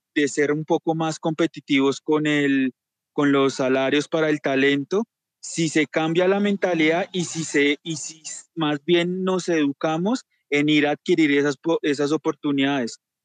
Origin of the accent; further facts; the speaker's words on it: Colombia; también hablo como colombiano